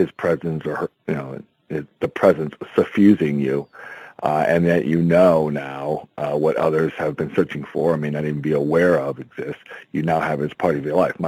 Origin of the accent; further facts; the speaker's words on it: Syracuse, New York, United States; I was born in Syracuse, New York.